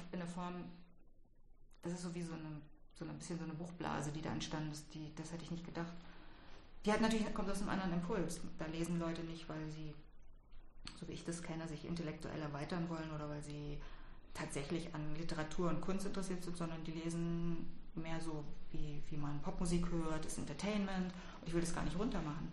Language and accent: German; Berlin, Germany; ich bin ja in Westberlin aufgewachsen